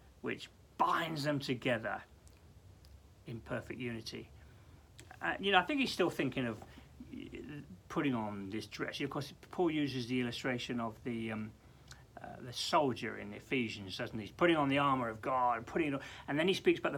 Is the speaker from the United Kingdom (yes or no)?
yes; England, United Kingdom; we're English